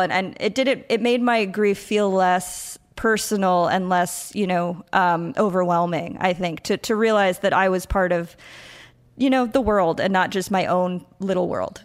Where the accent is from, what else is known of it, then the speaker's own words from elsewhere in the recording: Patchogue, New York, United States; moved away as an adult; also born or lived in Huntington, New York / Brooklyn, New York; now in San Juan, Puerto Rico; I grew up on Long Island